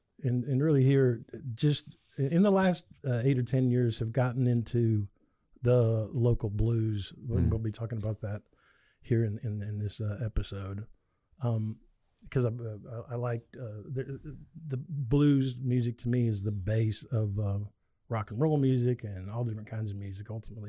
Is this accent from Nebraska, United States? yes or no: yes; Nebraska, United States; Rural Nebraska.